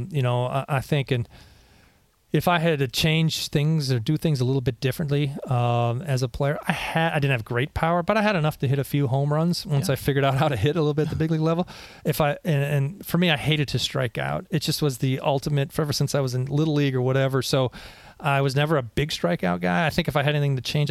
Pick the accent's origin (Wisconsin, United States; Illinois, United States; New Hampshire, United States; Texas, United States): Wisconsin, United States; moved away; I grew up in the Midwest in Wisconsin